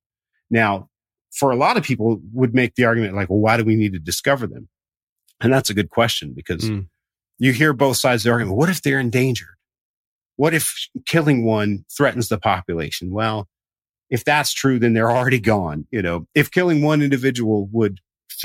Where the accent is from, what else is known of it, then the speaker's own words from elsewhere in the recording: Southern Appalachia, United States; I grew up in Southern Appalachia